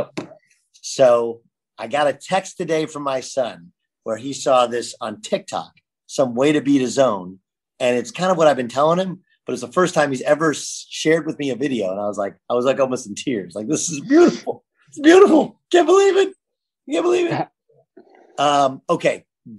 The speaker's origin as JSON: {"language": "English", "region": "California", "country": "United States", "tie": "born or raised there", "said": "I used to come home and watch the Big East because I grew up in California."}